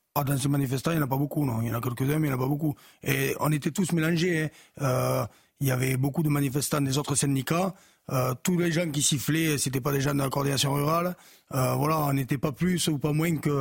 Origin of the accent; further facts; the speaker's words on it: France; chez nous en France